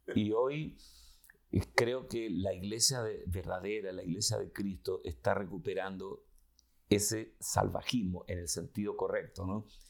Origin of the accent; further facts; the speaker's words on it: Chile; vengo de Chile, de Sudamérica